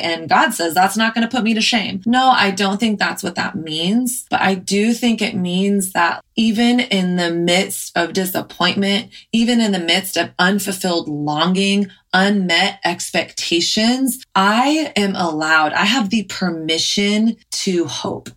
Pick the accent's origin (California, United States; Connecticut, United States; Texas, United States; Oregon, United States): Texas, United States; moved away as an adult; now in New York, United States; I grew up in Texas